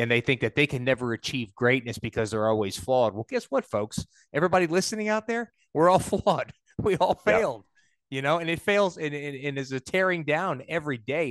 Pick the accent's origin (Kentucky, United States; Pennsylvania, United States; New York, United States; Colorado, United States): New York, United States; i was raised in New York